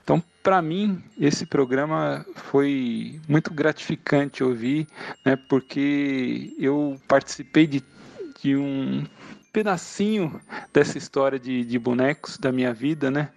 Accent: São Caetano do Sul, São Paulo, Brazil; sou de São Caetano do Sul

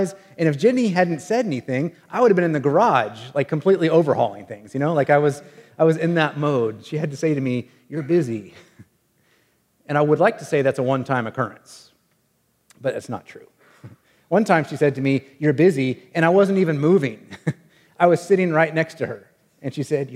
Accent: Wichita, Kansas, United States; the house that I grew up in Wichita, Kansas

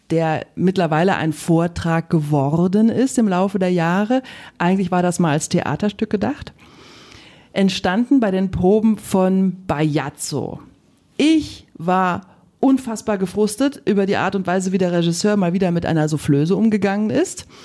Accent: Rhineland, Germany; ich komme aus dem Rheinland.

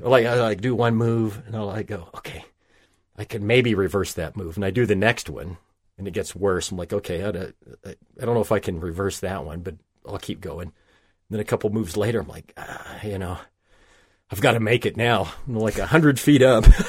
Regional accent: southwestern Oklahoma, United States; I grew up in Oklahoma

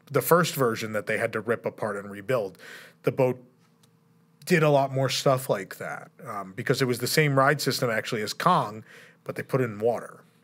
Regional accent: United States; being an American

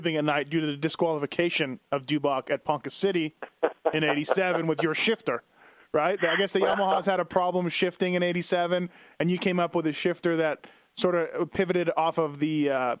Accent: Canada; You know, I grew up in Canada just as a kid

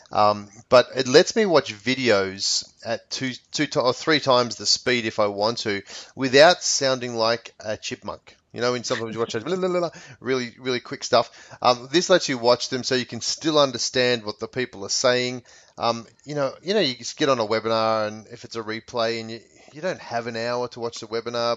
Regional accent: Australia; now in United States; If I was back in Australia

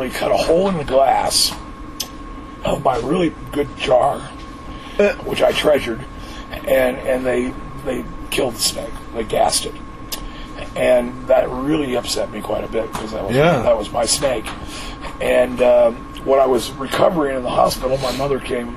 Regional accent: Missouri, United States; I was growing up in Missouri

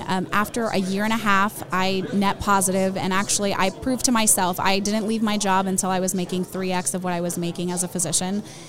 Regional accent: Tampa, Florida, United States; also born or lived in Peru; I'm from Tampa.

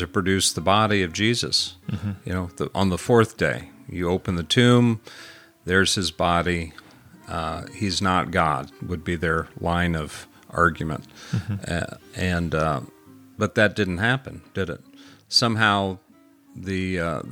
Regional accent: Jefferson City, Missouri, United States; I grew up in Jeff City

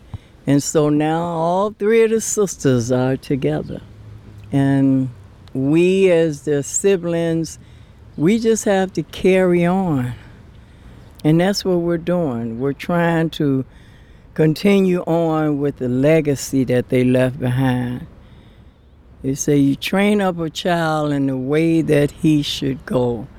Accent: Somerville, South Carolina, United States; Actually, we came from Somerville, South Carolina.

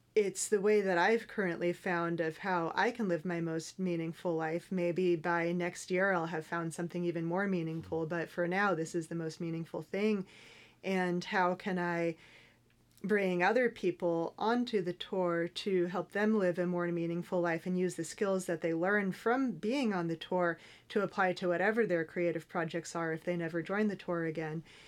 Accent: Northern California, United States; I grew up in Northern California

